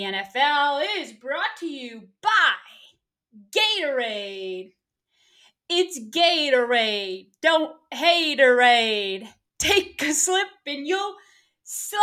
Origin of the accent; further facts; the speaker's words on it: North Carolina, United States; here in my home state, North Carolina